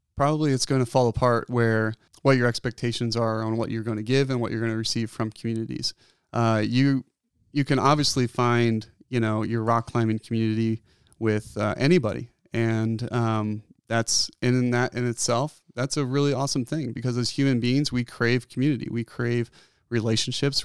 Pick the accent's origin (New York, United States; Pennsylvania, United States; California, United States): Pennsylvania, United States; outside of Philadelphia; moved away as an adult; also born or lived in Bozeman, Montana; now in Bend, United States; I was born and raised in Pennsylvania, outside of Philadelphia, on a dairy farm.